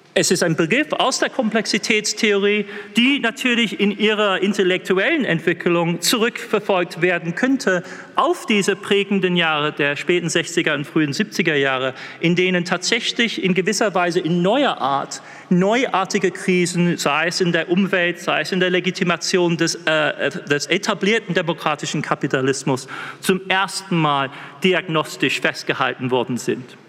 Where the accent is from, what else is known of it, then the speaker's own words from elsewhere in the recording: England, United Kingdom; accent: English; German is a second language; Ich mit meinem englischen Akzent